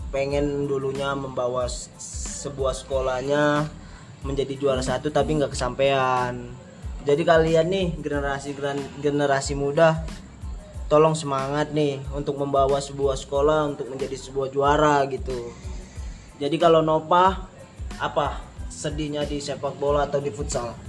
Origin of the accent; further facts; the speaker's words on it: Medan, North Sumatra, Indonesia; apalagi kalau di kampung gua nih di Medan pasti pernah mengalami itu bola boleh lewat nih